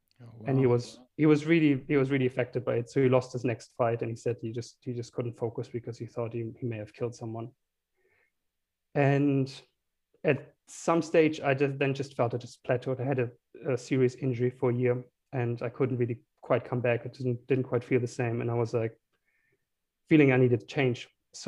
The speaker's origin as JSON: {"language": "English", "town": "Heidelberg", "region": "Baden-Württemberg", "country": "Germany", "tie": "born or raised there", "said": "small town called Heidelberg, close to Frankfurt."}